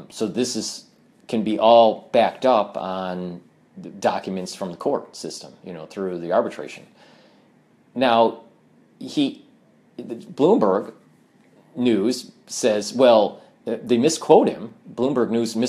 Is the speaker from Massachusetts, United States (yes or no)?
no; Michigan, United States; now in New York, United States; I was born and raised in Michigan, and I moved to New York